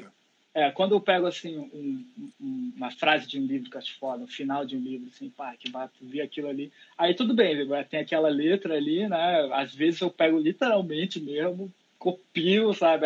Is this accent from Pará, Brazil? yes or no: yes; interior of Pará, Brazil; now in Rio de Janeiro, Brazil; lá na minha cidade que eu fui criado, lá, lá no interior do Pará